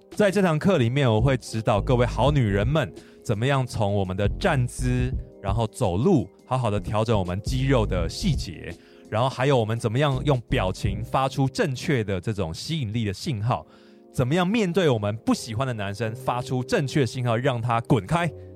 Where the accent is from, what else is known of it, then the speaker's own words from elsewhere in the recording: Taiwan; 我们台湾人